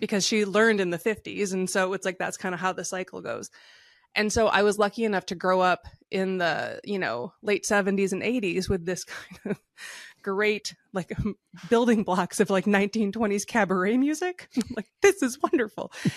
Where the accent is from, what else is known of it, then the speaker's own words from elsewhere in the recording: Michigan, United States; moved away; also born or lived in West Coast; I grew up in Michigan